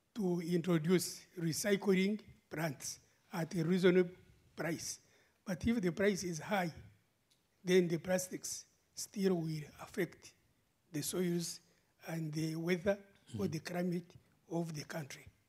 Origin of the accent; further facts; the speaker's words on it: Uganda; moved away as an adult; now in Brussels, Belgium; when I was growing up in Uganda